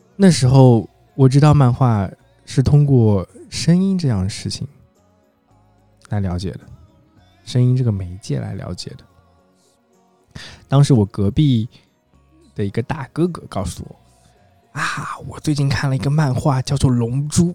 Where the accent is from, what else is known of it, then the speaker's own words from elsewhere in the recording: Jiangshan, Zhejiang, China; 我来自于一个浙江的四线小城市，嗯，它叫做衢州江山。衢州是一个地级市，然后在这个地级市下面有个叫县级市，叫做江山市。为什么会叫江山呢？因为江山这个地方有山有水，山呢就叫江郎山，水呢就叫须江